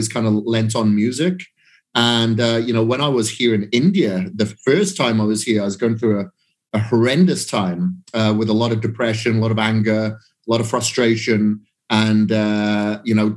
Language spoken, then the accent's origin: English; Wales, United Kingdom; From Wales